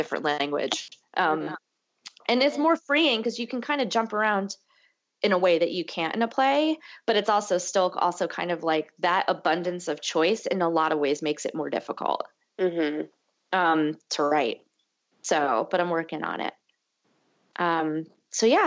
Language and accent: English; Connecticut, United States; also born or lived in Massachusetts; now in New York, United States; I'm from the Northeast, I'm from Connecticut